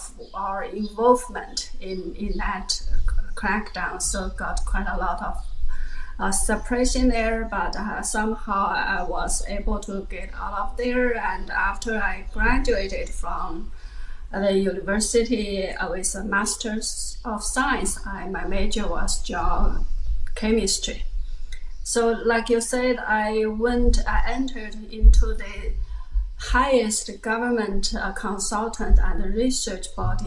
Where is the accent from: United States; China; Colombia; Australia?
China; Sichuan; moved away; I was born in China, in Sichuan province, in 1966.